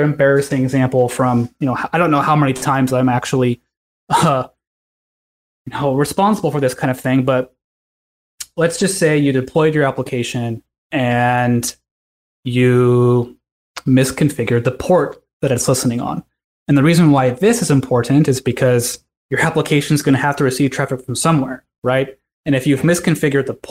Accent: California, United States; I'm from California

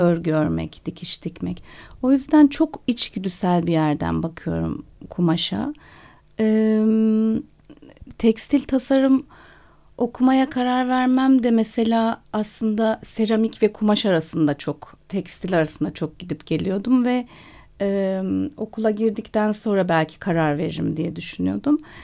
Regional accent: Turkey; moved away as an adult; also born or lived in London, United Kingdom; Ve lise bittiği anda da Londra'ya taşındım. O yüzden Türkiye'de üniversite sınavına girmedim.

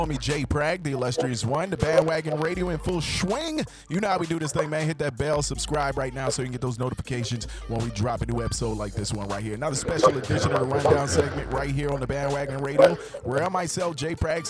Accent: South Carolina, United States; moved away as an adult; now in North Carolina, United States; I lived in South Carolina, navigated to North Carolina on the border of South Carolina for college, and loved North Carolina right across the border, so I stayed.

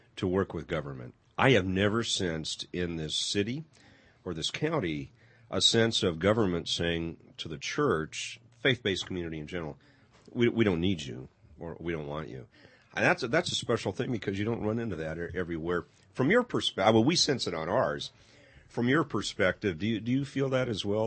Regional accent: Pasadena, California, United States; moved away; I grew up in LA in Pasadena

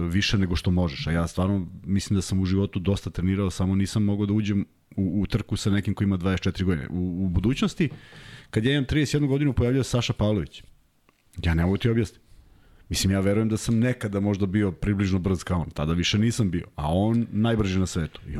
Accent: Belgrade, Serbia; also born or lived in Belgium; ja sam odrastao kod Vukovog spomenika i izlazio sam u taj parkić da se igram od, od nulte godine.

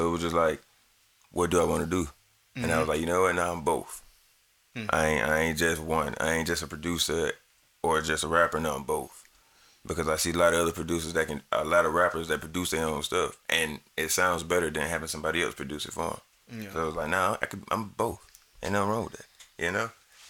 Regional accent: the South, United States; I'm from the South. I like 808s. I like deep bass.

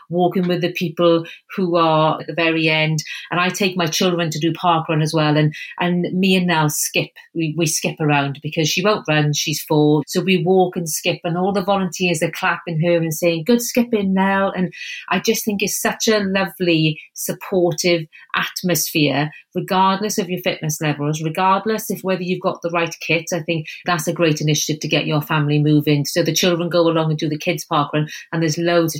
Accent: Wales, United Kingdom; accent: Welsh; you can probably tell by my accent that I'm Welsh

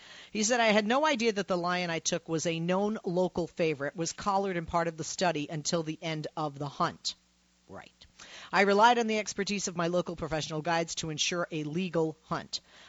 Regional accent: North Dakota, United States; I've been a lifelong hunter since I was a child growing up in North Dakota.

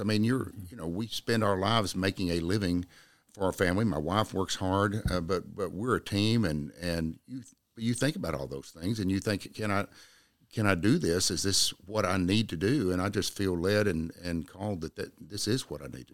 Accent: Jacksboro, Texas, United States; I was born in Jacksboro, raised in Jacksboro, uh, graduated from Jacksboro High School in nineteen seventy-nine.

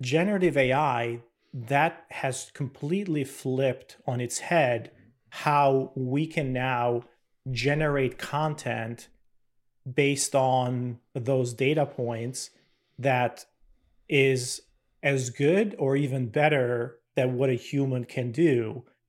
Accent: Albania; moved away as an adult; now in United States; I'm originally from Albania.

